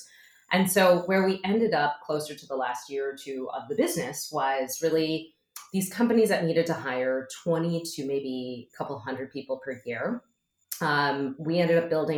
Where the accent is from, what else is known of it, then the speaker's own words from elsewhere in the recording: Midwest, United States; I grew up in the Midwest, and my parents, I'm first generation Chinese American